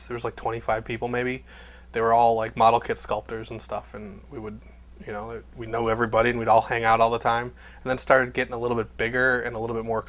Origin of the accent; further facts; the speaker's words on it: Cleveland, Ohio, United States; now in Burbank, United States; I'm from Cleveland originally